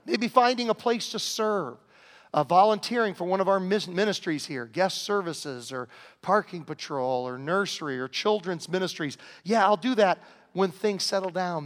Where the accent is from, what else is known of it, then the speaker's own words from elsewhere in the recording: Southern Virginia, United States; growing up in Southern Virginia